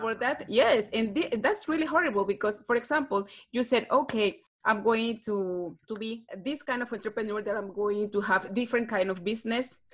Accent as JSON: {"language": "English", "country": "Peru", "second_language": "English", "said": "I'm from Peru"}